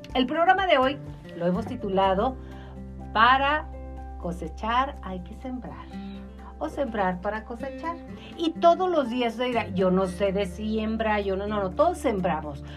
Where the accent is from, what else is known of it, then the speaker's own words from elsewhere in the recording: Mexico; los mexicanos somos como jarritos de Tlaquepaque